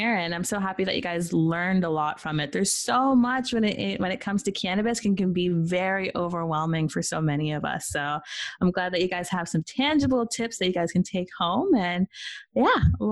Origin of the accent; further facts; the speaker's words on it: Peru; now in Canada; I'm from Peru. I'm Peruvian, Jamaican, and Irish